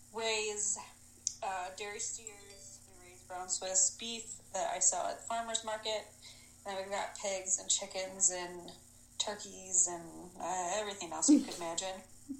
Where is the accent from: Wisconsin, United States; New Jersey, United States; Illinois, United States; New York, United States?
Wisconsin, United States; I am a farmer from Wisconsin, Southwest Wisconsin. I spend my days on a dairy farm.